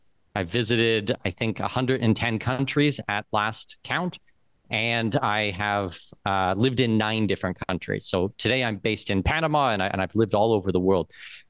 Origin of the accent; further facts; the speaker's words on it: London, Ontario, Canada; moved away; I grew up in London, Ontario, so just down the street from you guys.